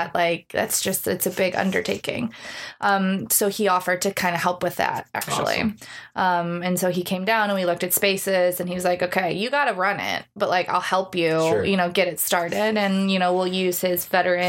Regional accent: Solon, Ohio, United States; moved away as an adult; I grew up in Solon

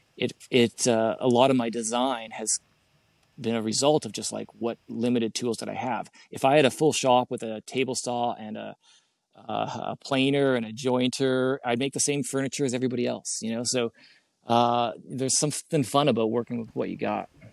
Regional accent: Canada; being a Canadian

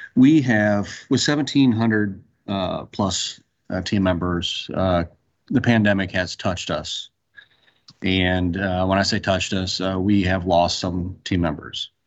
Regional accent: Central Illinois, United States; moved away as an adult; now in Texas, United States; I'm originally from Central Illinois, worked in Central Illinois for Caterpillar, came down to Texas

